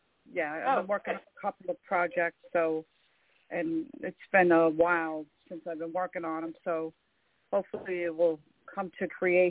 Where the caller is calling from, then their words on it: New York, United States; I'm calling from New York.